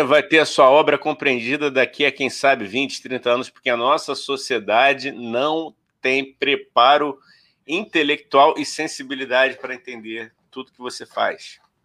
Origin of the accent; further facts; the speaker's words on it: Rio de Janeiro, Brazil; a gente é carioca